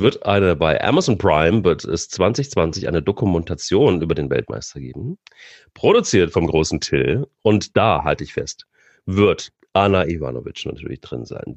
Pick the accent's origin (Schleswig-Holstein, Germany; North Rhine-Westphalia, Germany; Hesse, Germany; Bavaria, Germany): Hesse, Germany; moved away; also born or lived in Baden-Württemberg; ich bin Hesse